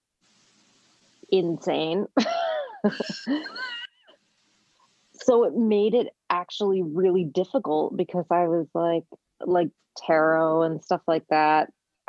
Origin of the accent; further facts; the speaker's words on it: Parsippany, New Jersey, United States; also born or lived in New York / Israel; now in Los Angeles, United States; I was born in New York, raised in New Jersey, and I've been